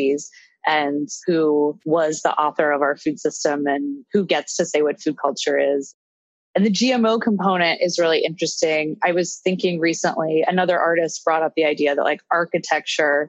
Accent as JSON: {"language": "English", "town": "Pittsburgh", "region": "Pennsylvania", "country": "United States", "moved": "yes", "lives_now": "Brooklyn, United States", "said": "I am originally from Pittsburgh, Pennsylvania"}